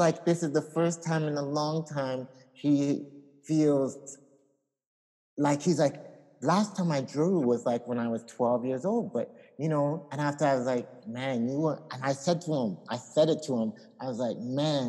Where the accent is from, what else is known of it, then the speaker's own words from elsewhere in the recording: Ghana; I'm from Ghana